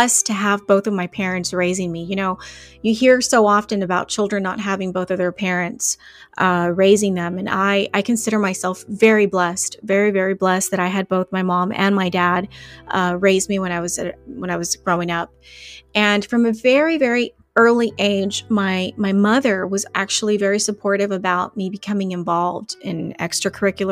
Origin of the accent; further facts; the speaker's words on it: McAllen, Texas, United States; also born or lived in Laredo, Texas; I was born in Laredo, Texas, but I was raised here in McAllen